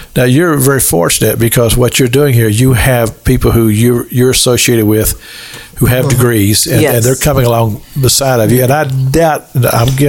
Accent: Kentucky, United States; moved away; also born or lived in Cincinnati, Ohio; I'm from Kentucky

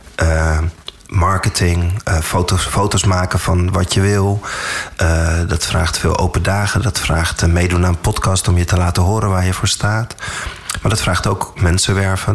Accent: Amstelveen, North Holland, Netherlands; also born or lived in Saudi Arabia; Daarna ben ik hier, waar wij nu zitten, we zitten in Amstelveen, ben ik op een basisschool terechtgekomen

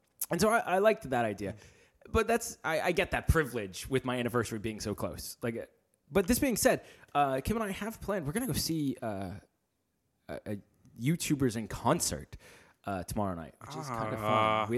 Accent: United States; I'm an American. I don't pronounce anything correct.

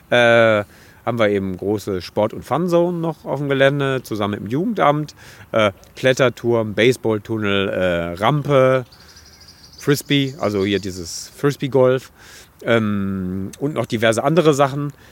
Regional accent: Dortmund, North Rhine-Westphalia, Germany; Also ich komme aus dem Ruhrgebiet, ich bin hier geboren

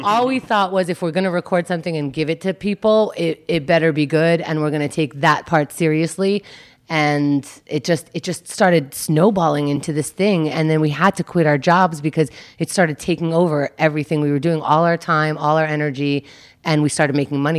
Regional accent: Israel; born there; I was born in Israel.

